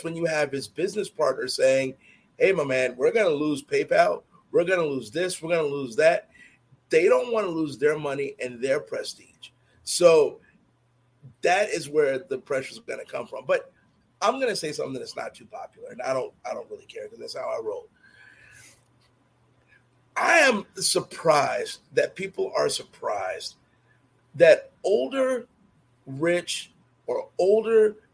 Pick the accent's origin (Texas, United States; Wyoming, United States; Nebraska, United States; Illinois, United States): Illinois, United States; Chicago; my block growing up in Chicago.